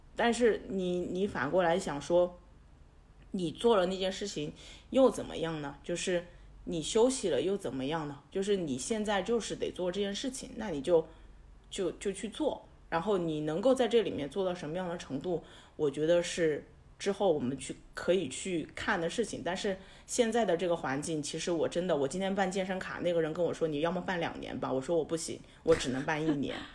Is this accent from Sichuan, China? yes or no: yes; Sichuan, China; also born or lived in Seoul / Beijing / Shanghai; now in Chengdu, China; 我是一个四川人，所以我会觉得说我是有退路的